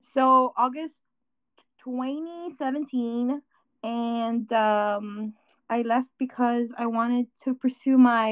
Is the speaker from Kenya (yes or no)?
no; Guam; moved away as an adult; we are from Guam, this very small island in the Pacific Ocean. And so we left Guam because our main reason was because of school. I left Guam early